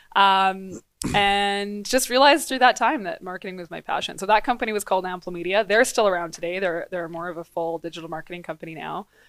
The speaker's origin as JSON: {"language": "English", "town": "Grande Prairie", "region": "Alberta", "country": "Canada", "tie": "born or raised there", "also_born_or_lived": "Dawson Creek, British Columbia", "lives_now": "Edmonton, Canada", "said": "so I was born in Dawson Creek, B C, Northern B C, and grew up, uh, in Grand Prairie, Alberta"}